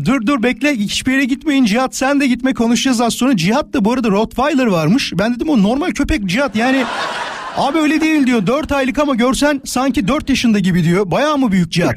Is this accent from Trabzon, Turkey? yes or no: no; İzmit, Kocaeli, Turkey